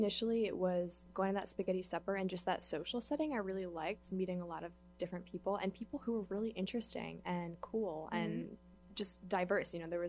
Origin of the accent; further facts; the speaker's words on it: New Jersey, United States; moved away as an adult; now in Boston, United States; I'm originally from New Jersey, which is a beautiful state. I live up north where there's farmland and Aww. Gardens and all that good stuff. And so I came to Boston for school.